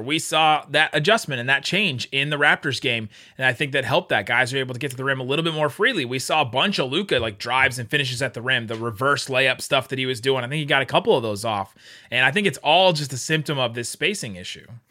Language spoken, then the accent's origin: English; Cincinnati, Ohio, United States; I grew up in Cincinnati, so I'm a Bengals fan